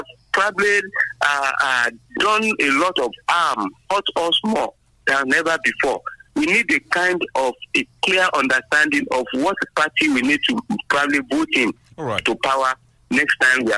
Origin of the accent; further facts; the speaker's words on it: Abeokuta, Ogun State, Nigeria; I'm … from Abeokuta.